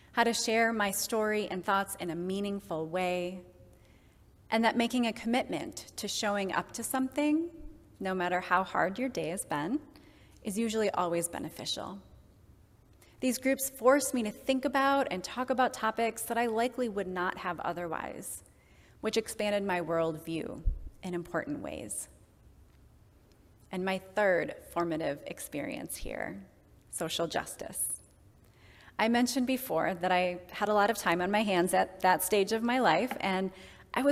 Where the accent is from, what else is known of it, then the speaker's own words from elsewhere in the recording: Kenosha, Wisconsin, United States; My childhood was spent outside, both in my hometown of Kenosha